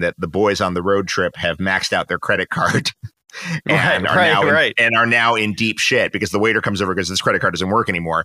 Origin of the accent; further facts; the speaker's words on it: New York City, New York, United States; moved away as an adult; now in Los Angeles, United States; I had just turned 30 in New York, which is the city I grew up